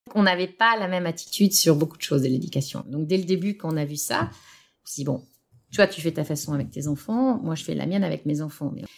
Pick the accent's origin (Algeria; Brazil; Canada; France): France; moved away as an adult; also born or lived in United States; now in Brussels, Belgium; j'y habite à Bruxelles depuis plus de 20 ans, même si je suis française